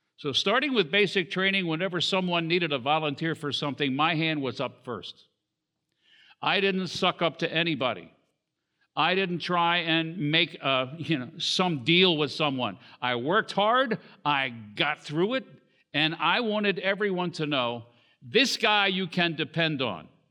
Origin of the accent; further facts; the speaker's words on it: Southern Maryland, United States; also born or lived in Washington, D.C. / Baltimore; there weren't any hospitals in the area where, uh, we lived at the time in Southern Maryland